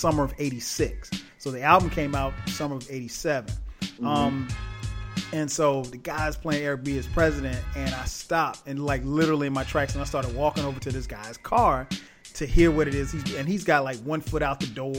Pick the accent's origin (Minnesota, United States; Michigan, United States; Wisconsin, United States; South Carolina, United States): South Carolina, United States; Florence; went to Ray's record store in my hometown, Florence, South Carolina.